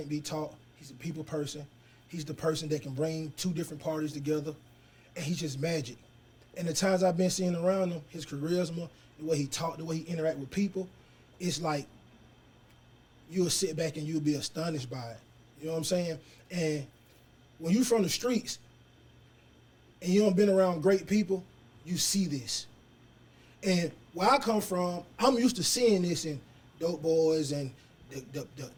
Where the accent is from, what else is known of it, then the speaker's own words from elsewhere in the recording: Atlanta, Georgia, United States; I'm from Atlanta. I was born at Grady